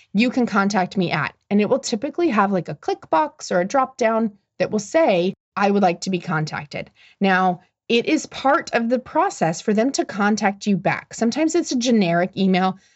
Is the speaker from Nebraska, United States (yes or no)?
yes; Omaha, Nebraska, United States; moved away; My hometown is Omaha, Nebraska.